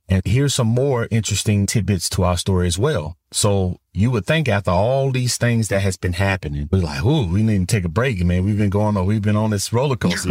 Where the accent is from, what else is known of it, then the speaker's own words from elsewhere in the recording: Florida, United States; moved away as an adult; also born or lived in Tennessee; I'm originally from Florida and my wife is from Tennessee